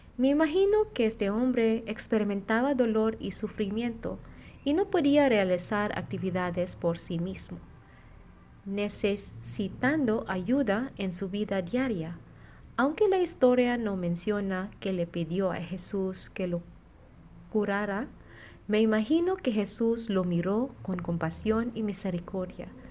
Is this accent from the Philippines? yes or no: yes; Philippines; now in Monterrey, Mexico; misionera filipina, y estoy en la comunidad de Monterrey